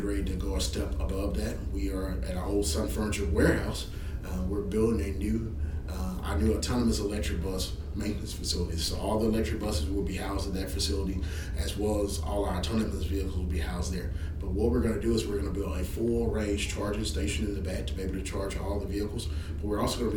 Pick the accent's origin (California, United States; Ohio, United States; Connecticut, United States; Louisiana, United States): Louisiana, United States; Shreveport; I love Shreveport. I grew up here in Shreveport. Been away, came back home